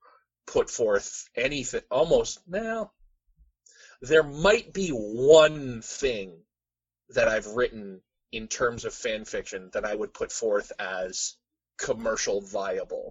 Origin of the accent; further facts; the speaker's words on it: Canada; we as Canadians